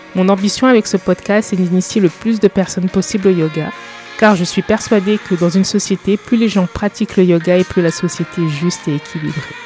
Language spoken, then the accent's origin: French; eastern France, France; also born or lived in England; je suis française, je suis née et j'ai grandi dans l'est de la France